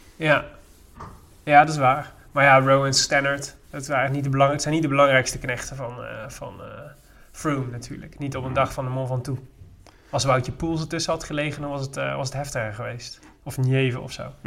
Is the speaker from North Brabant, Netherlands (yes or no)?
yes; Made, North Brabant, Netherlands; also born or lived in Breda; Wel mijn opgroeiplaats